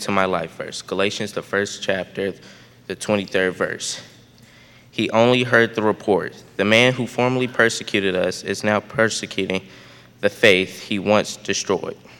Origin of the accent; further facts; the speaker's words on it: St. Louis, Missouri, United States; I was born on March of 2008 and was baptized two months later on May 25th, 2008, at Emmanuel Lutheran Chapel in St. Louis, Missouri